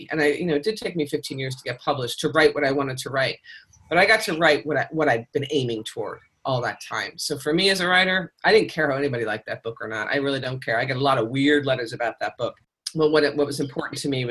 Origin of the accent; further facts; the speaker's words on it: Pennsylvania, United States; I'm German, and I grew up in Pennsylvania